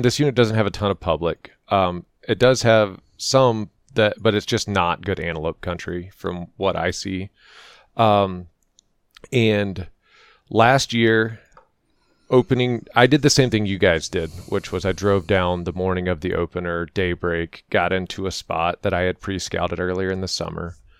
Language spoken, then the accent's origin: English; Florida, United States; moved away as an adult; now in Colorado, United States; I grew up in Florida